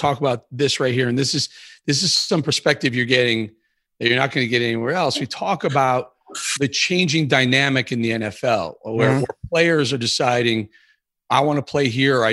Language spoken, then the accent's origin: English; Chicago, Illinois, United States; I grew up in Chicago